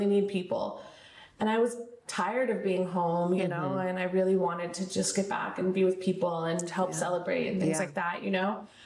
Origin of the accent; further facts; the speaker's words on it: South Pasadena, California, United States; moved away as an adult; now in San Diego, United States; I'm originally from South Pasadena, California.